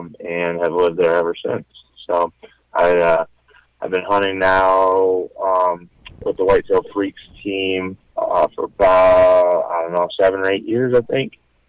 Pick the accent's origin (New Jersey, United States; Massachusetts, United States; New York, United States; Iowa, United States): Iowa, United States; Fairfield; I am from Fairfield, Iowa, which is in southeast Iowa. And grew up there, went to high school there